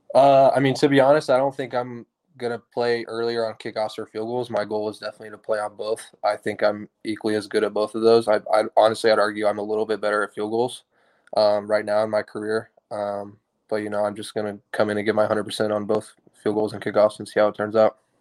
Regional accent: Tulsa, Oklahoma, United States; moved away as an adult; I grew up in Tulsa, Oklahoma

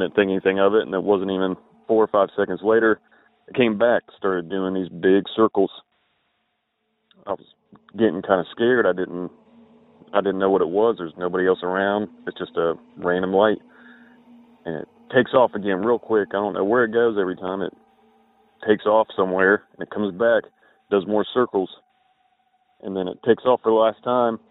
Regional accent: Southern Ohio, United States; I'm from Southern Ohio

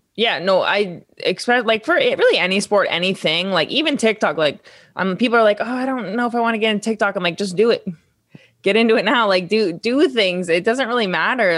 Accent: Vermont, United States; I come from Vermont, which is not a big sports state

